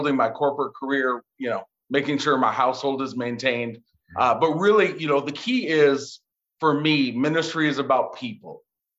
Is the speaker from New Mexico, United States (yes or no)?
no; Minneapolis, Minnesota, United States; now in Dallas, United States; I live here in the Dallas area. I'm originally from Minneapolis, Minnesota, where it is really cold